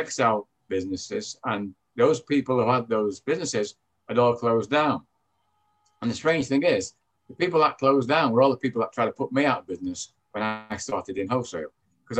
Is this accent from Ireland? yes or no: no; Manchester, North West England, United Kingdom; accent: British; as you can tell from my accent, I'm British. I came from Manchester, England. I grew up in a what you call humble background